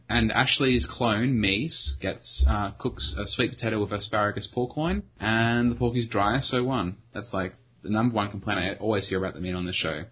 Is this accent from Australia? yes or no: yes; Australia; I am Australian